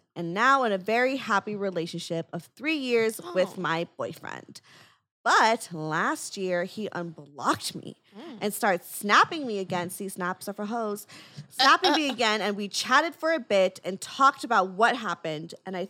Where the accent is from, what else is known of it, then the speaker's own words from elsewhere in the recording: Saskatchewan, Canada; So I am from Saskatchewan.